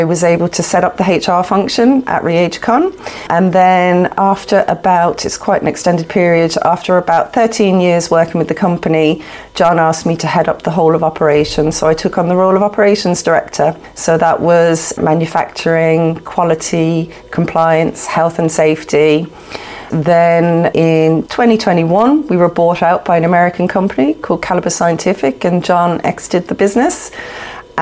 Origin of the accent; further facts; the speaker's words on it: Dublin, Leinster, Ireland; also born or lived in London, United Kingdom / Galway, Ireland / Shannon, County Clare; originally born in London, in the UK, and moved to Ireland, to Dublin, actually, when I was about 7 years old with my mum and my sister. So I spent my young years growing up in Talla in South Dublin